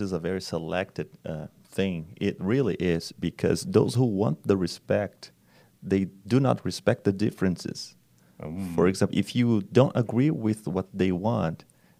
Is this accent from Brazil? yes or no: yes; Brazil; English is a second language; Yes, I'm from Brazil.